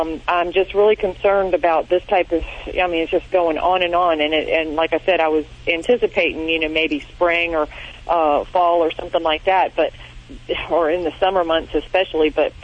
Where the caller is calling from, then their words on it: North Carolina, United States; North Carolina.